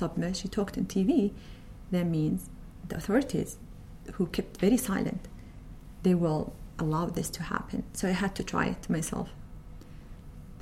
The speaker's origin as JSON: {"language": "English", "country": "Saudi Arabia", "said": "I work in the Arabian Oil Company as IT specialist, and I'm from Saudi Arabia"}